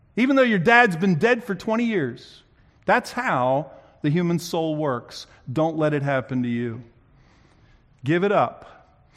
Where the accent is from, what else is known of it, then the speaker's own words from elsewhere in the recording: New Jersey, United States; moved away; I grew up in New Jersey, where people talk fast